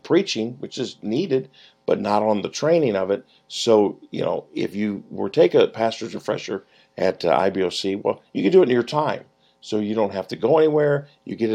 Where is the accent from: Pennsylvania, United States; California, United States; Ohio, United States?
Ohio, United States; Mansfield; my hometown, Mansfield, Ohio.